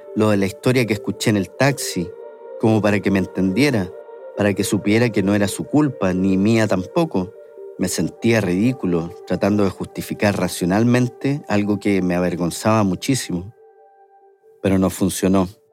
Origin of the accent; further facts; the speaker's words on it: Chile; moved away; siendo chileno